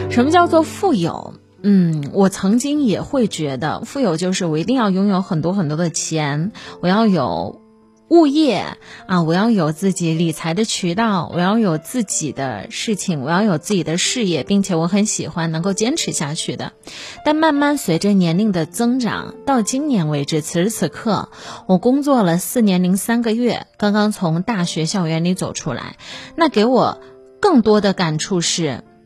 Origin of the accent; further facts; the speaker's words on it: Kaifeng, Henan, China; moved away as an adult; now in Dongguan, China; 我是河南开封人